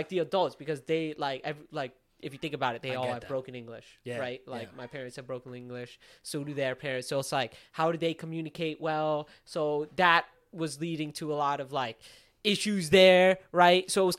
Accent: Pakistan; simply because it was, like, the guy Turkish and we're Pakistani.

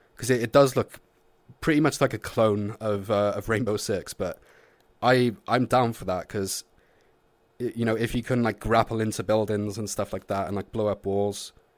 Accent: Wales, United Kingdom; I'm Welsh.

